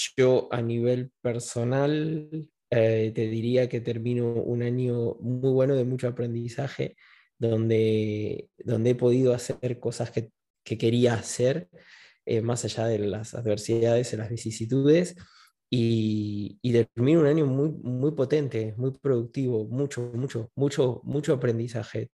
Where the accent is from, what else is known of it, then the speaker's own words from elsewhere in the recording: Buenos Aires, Argentina; now in Spain; Yo nací en 1980 en Buenos Aires, eh, pasé una infancia feliz